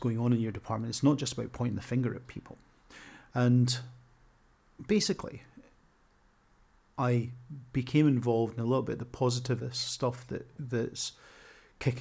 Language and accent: English; Scotland, United Kingdom; now in Coventry, United Kingdom; I'm a squat, beardy, Scottish middle-aged man. My accent to some people sounds like I want to stab them